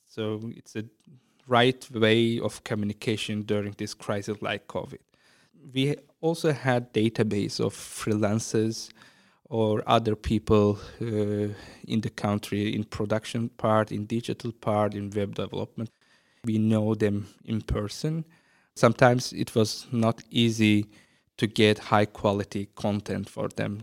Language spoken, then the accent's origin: English; Azerbaijan; moved away as an adult; now in Ireland; start a creative agency in my hometown